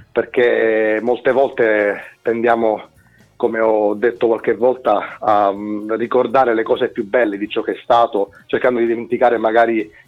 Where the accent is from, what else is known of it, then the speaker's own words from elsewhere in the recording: Sicily, Italy; now in Milan, Italy; io sono siciliano, ma eh, diciamo che da un po'